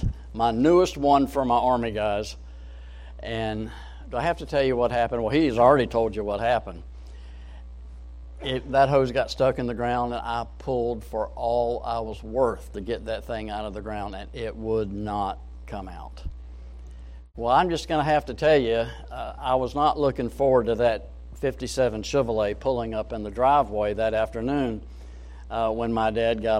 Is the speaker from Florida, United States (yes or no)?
yes; Jacksonville, Florida, United States; when I was growing up in Jacksonville